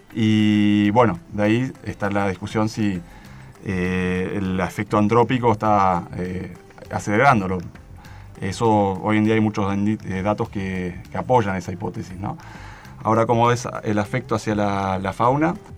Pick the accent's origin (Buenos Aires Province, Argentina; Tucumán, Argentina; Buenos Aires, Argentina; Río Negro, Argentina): Río Negro, Argentina; Bariloche; moved away as an adult; now in Esquel, Argentina; yo estoy viviendo en Esquel últimamente y criado en Bariloche